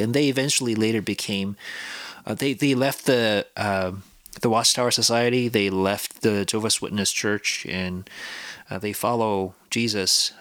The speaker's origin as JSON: {"language": "English", "country": "South Korea", "moved": "yes", "lives_now": "Canada", "said": "I come from Korea, South Korea"}